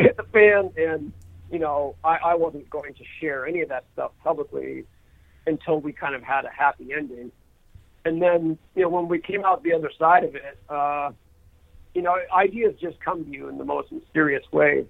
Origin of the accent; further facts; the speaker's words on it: New Hampshire, United States; now in California, United States; as a high school runner growing up in New Hampshire